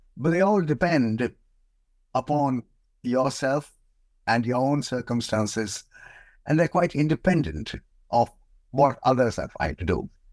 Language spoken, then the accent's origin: English; India; moved away as an adult; now in United Kingdom; I was born in India, and, um, I came to Britain many years ago as a P H D student, um, and I just stayed on.